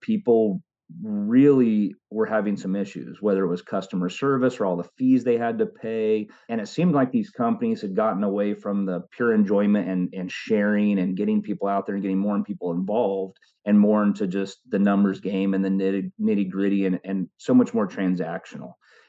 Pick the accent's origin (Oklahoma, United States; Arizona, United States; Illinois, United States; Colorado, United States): Oklahoma, United States; also born or lived in California; growing up in Oklahoma with my stepfather's family